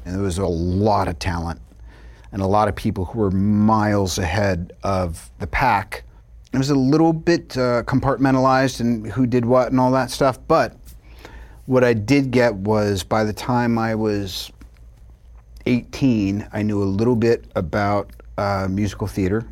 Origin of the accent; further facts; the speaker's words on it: New York, United States; moved away; also born or lived in Long Island / California; I'm from New York